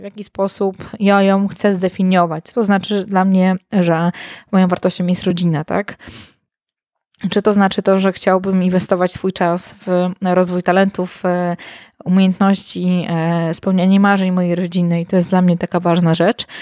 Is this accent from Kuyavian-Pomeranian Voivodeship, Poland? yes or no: no; Warsaw, Masovian Voivodeship, Poland; moved away as an adult; now in Masuria, Poland; z Warszawy, dużego miasta, w którym się urodziłam, w którym się wychowałam